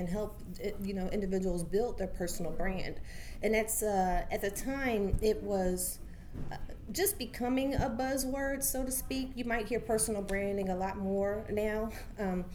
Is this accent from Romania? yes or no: no; Ohio, United States; moved away as an adult; now in Baltimore, United States; I'm actually from Ohio, OH